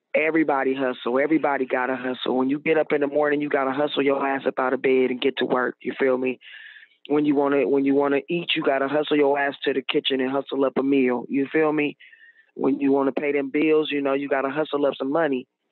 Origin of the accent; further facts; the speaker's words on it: Oakland, California, United States; I'm from the Bay Area, Oakland, California